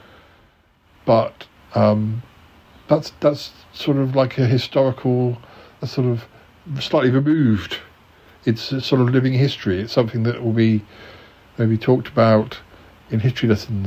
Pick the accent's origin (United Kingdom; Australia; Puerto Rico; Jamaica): United Kingdom; I'm British